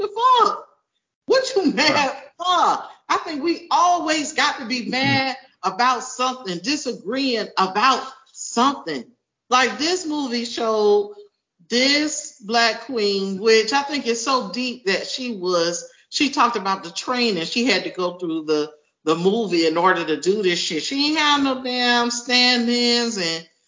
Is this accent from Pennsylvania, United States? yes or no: no; Miami, Florida, United States; I'm from Miami